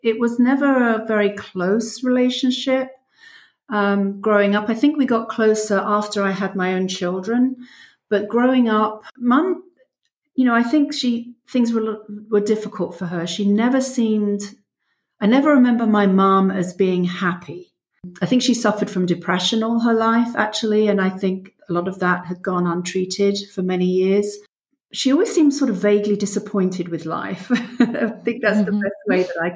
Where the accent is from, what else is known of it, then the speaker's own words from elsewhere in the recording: London, United Kingdom; moved away as an adult; now in South Central Pennsylvania, United States; I was born in London and lived there until I was 36, moved here when I was 36. So most of my life in England.